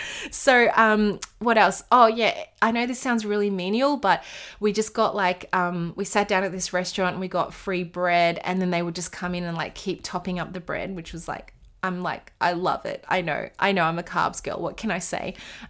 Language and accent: English; Australia; Where are you from? I'm from Australia.